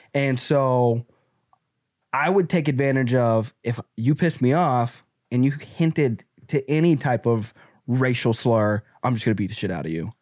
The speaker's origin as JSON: {"language": "English", "region": "the South", "country": "United States", "tie": "born or raised there", "said": "I grew up in the Black South"}